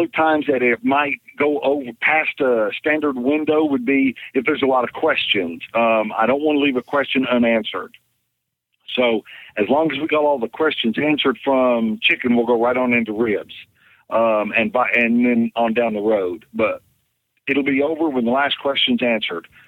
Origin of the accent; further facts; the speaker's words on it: Chandler, Oklahoma, United States; here in my hometown, Chandler, Oklahoma